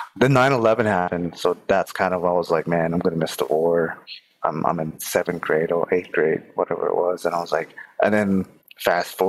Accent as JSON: {"language": "English", "region": "Arizona", "country": "United States", "tie": "born or raised there", "said": "I grew up in Arizona on the Navajo Nation."}